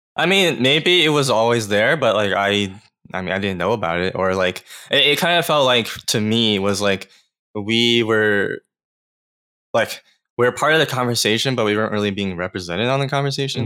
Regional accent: Atlanta, Georgia, United States; I'm actually originally from Georgia, like Atlanta area

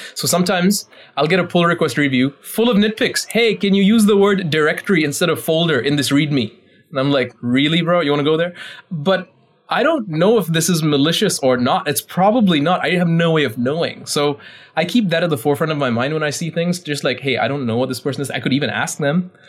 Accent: India; I'm Indian

